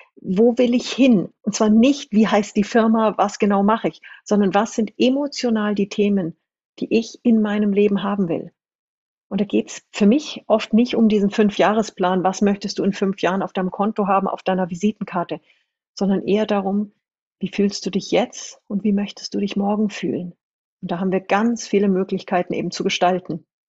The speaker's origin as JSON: {"language": "German", "town": "Munich", "region": "Bavaria", "country": "Germany", "also_born_or_lived": "New Zealand / China", "said": "Ich komme aus München, aus wirklich aus dem Umfeld der Konzernzentrale"}